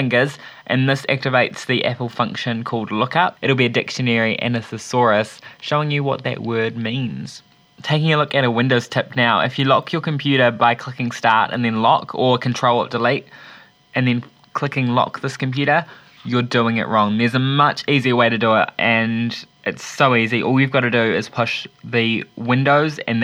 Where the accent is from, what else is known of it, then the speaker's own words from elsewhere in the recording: Wellington, New Zealand; I'm from Wellington